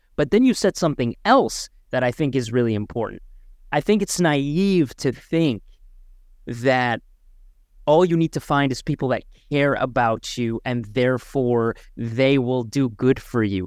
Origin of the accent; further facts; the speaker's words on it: Markham, Ontario, Canada; Alex and I grew up in Markham, the Greater Toronto Area